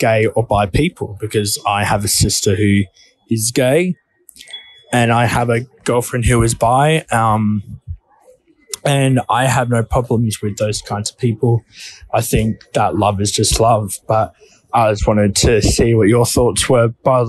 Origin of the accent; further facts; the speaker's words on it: Umina Beach, Central Coast, New South Wales, Australia; I am from Yamana Beach on the central coast of Australia in New South Wales.